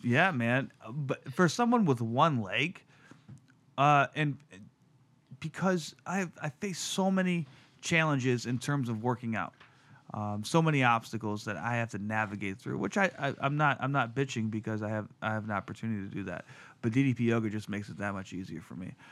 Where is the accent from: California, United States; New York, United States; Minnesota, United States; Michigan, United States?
Michigan, United States; Detroit; as a kid growing up in Detroit in the nineties